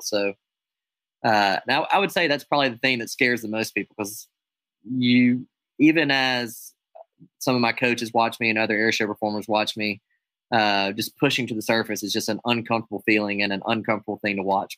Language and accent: English; United States; I'm an American aerobatic airshow pilot